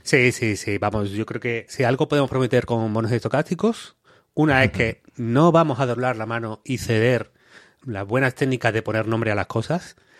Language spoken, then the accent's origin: Spanish; Málaga, Andalusia, Spain; accent: malagueño; yo soy un chaval de Málaga